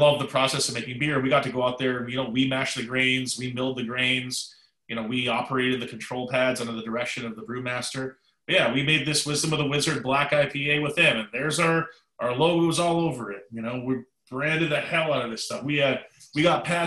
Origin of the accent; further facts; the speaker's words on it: Canada; I'm Canadian